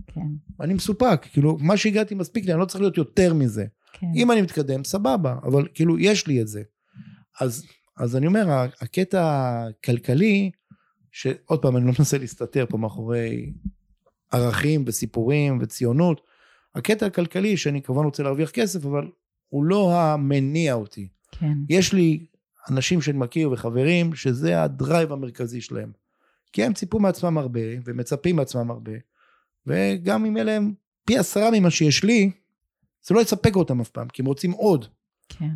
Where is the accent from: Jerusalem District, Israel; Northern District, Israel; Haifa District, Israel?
Haifa District, Israel; the Krayot; גדלתי ב, ב, בקריות, בדירה בקומה רביעית, בלי מעלית, בבלוק